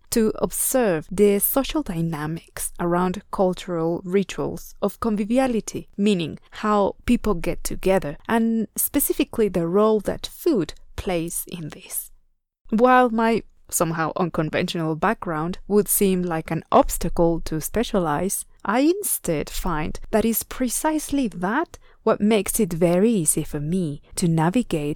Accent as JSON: {"language": "English", "region": "Puebla", "country": "Mexico", "tie": "born or raised there", "said": "my home state of Puebla"}